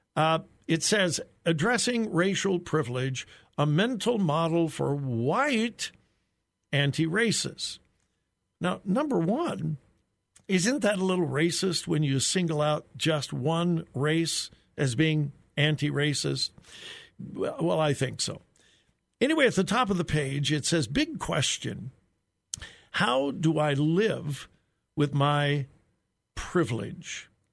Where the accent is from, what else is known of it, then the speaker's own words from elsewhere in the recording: Southern California, United States; moved away; I grew up in Southern California